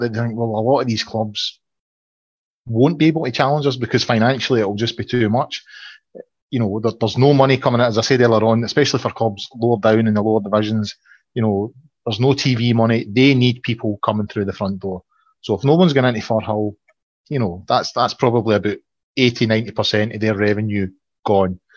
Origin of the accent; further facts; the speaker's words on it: Falkirk, Scotland, United Kingdom; I'm from the Falkirk area